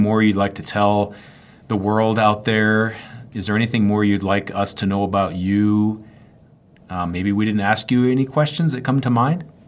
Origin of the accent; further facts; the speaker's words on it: Maine, United States; I'm from Maine